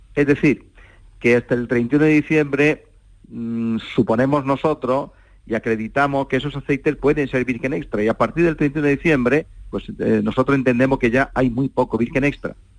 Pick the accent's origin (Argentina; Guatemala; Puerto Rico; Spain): Spain; Torre del Campo, Andalusia; mi pueblo, de Torre del Campo